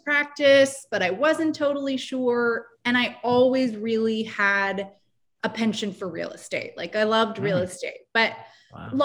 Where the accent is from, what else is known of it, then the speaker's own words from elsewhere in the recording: Seattle, Washington, United States; moved away as an adult; also born or lived in upstate New York; now in Brooklyn, United States; I grew up in Seattle